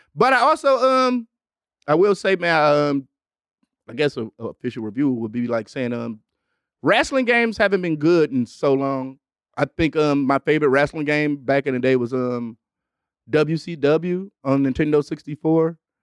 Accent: Detroit, Michigan, United States; also born or lived in Los Angeles; I'm from Detroit

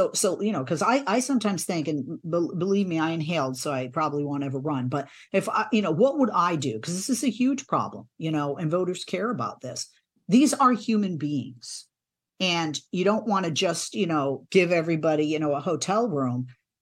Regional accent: East Coast, United States; I'm from the East Coast, so I hadn't seen a lot of California.

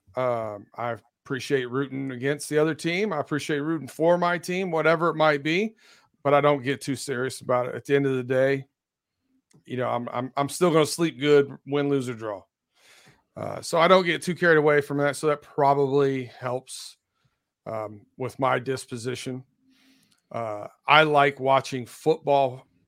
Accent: Northwest Ohio, United States; also born or lived in Ann Arbor, Michigan; now in Pittsburgh, United States; I grew up in Northwest Ohio

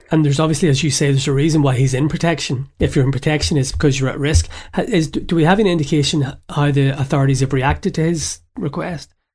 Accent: Belfast, Northern Ireland, United Kingdom; moved away; growing up in Belfast in the seventies

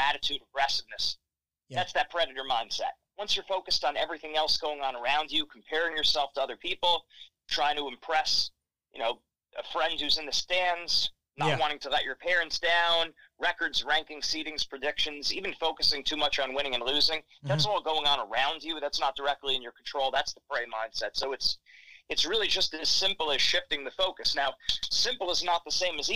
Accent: New Jersey, United States; also born or lived in Pennsylvania; now in New York, United States; I was born in the Garden State. Now I live in the Empire State

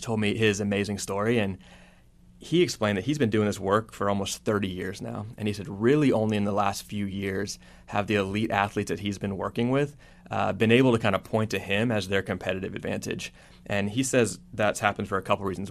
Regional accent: Texas, United States; moved away; I grew up in Texas

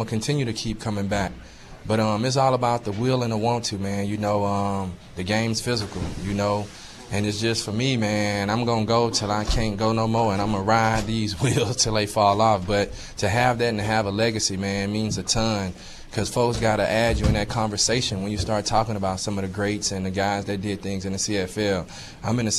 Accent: the South, United States; I'm from the South

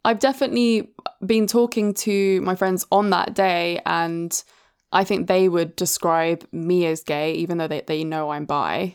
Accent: Brighton, South East England, United Kingdom; growing up in Brighton, which is obviously the gay capital of the U K

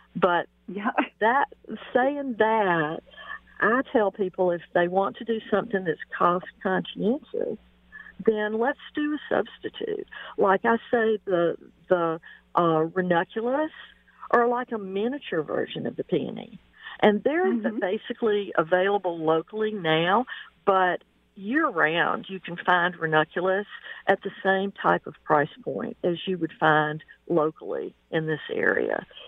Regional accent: Mississippi, United States; moved away as an adult; now in Pacific Northwest, United States; my hometown in Mississippi

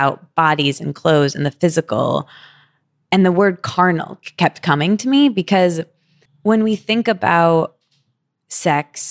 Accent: Michigan, United States; I'm from Michigan where we don't have Carl's Jr.

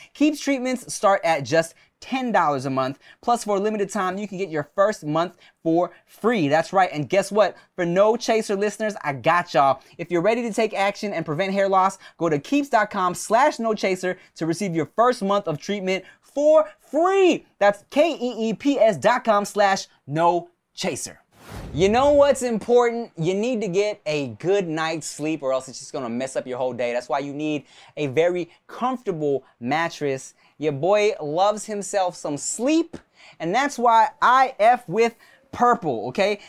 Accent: Paramount, California, United States; my room that I grew up in in Paramount, California

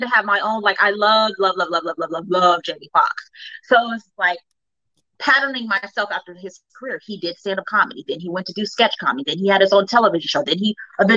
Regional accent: Cincinnati, Ohio, United States; moved away as an adult; now in Los Angeles, United States; growing up in Cincinnati

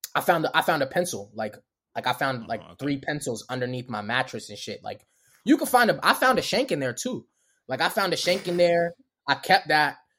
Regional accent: Baltimore, Maryland, United States; accent: Baltimore; also born or lived in Los Angeles; I'm from Baltimore

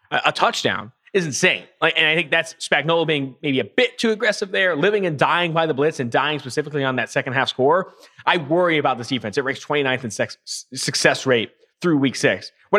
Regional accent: Oakland, California, United States; I'm from Oakland.

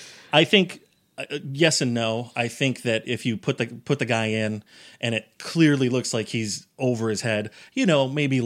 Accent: United States; I grew up in Giants and Jets country in a small town. I grew up on a dairy farm

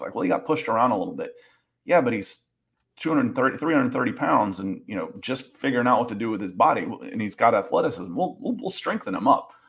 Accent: Georgia, United States; I grew up in Georgia

